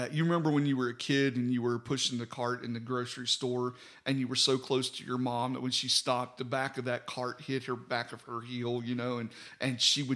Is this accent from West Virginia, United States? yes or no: yes; West Virginia, United States; now in Alabama, United States; I was from West Virginia